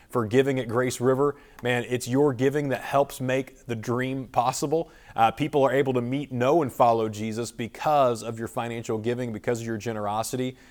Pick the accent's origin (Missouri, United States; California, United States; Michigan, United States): Missouri, United States; Springfield; Springfield, Missouri, my hometown